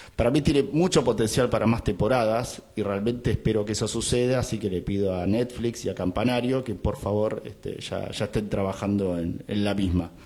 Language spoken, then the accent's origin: Spanish; Argentina; siendo argentino